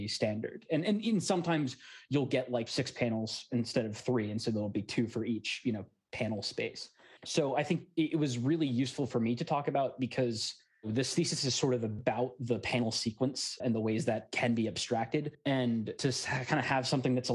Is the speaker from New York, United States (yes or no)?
no; Alexandria, Virginia, United States; I'm from Alexandria, Virginia